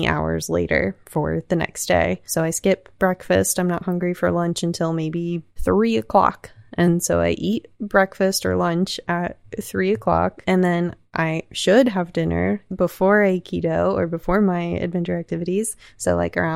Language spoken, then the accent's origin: English; the South, United States; I was raised in the South, not in religion, but around it